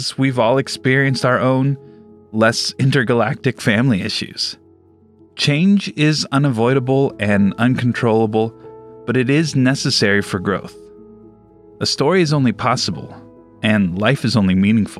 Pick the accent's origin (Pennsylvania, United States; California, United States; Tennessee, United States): California, United States; Southern; Growing up in Southern California, I was invited to many beach parties